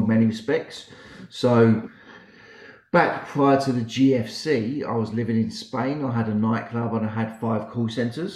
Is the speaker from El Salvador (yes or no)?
no; United Kingdom; accent: British; now in Sydney, Australia; So I'm based in Sydney, Australia. Okay. But my accent is very British.